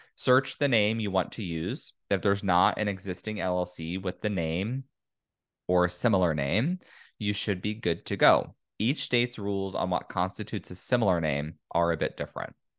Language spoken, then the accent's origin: English; California, United States; my home state, California